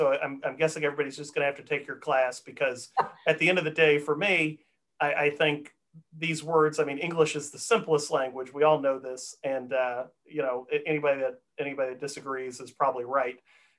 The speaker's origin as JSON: {"language": "English", "region": "Texas", "country": "United States", "tie": "born or raised there", "said": "I grew up in Texas."}